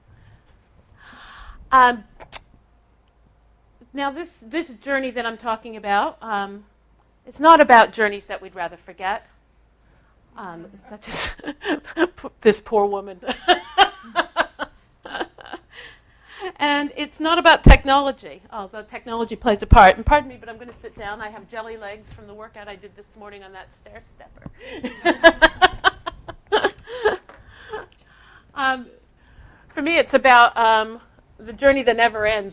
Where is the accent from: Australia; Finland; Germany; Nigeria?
Australia; South Australia; I'm from South Australia